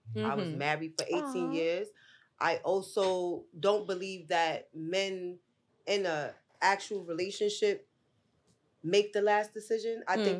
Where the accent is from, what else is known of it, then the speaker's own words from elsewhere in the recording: Brooklyn, New York, United States; I'm from Brooklyn East, New York.